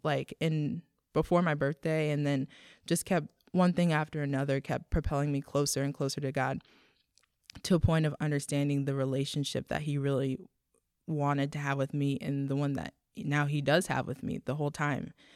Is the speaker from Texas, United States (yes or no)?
yes; Texas, United States; I grew up in Texas